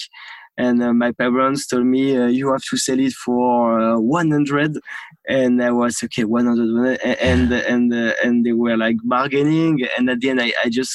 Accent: Normandy, France; accent: French; English is a second language; I grew up in Normandy.

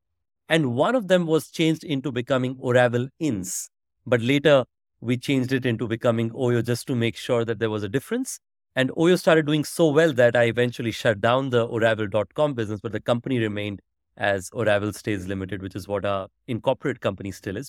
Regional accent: India; So frankly, much more of a usual growing up in India.

